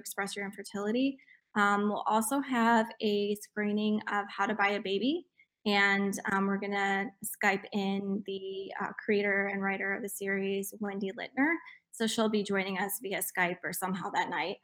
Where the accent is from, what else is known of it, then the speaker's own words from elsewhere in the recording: Jackson, Michigan, United States; my hometown in Jackson, Michigan